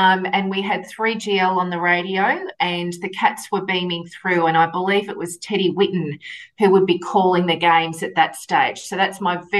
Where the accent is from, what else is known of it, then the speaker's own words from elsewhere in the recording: Geelong, Victoria, Australia; moved away as an adult; also born or lived in Melbourne; I was from Geelong, completed my law degree, moved to Melbourne